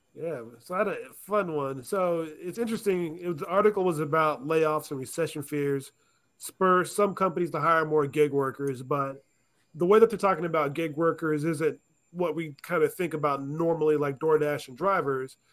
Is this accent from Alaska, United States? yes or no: yes; Alaska, United States; moved away as an adult; now in Arizona, United States; I grew up in Alaska